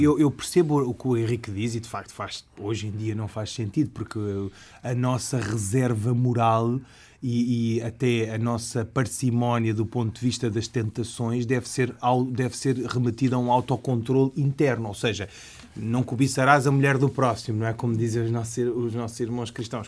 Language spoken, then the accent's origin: Portuguese; Portugal; como português ocidental